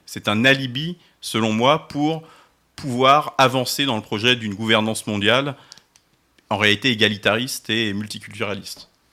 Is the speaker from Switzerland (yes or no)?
no; France; Nous, Français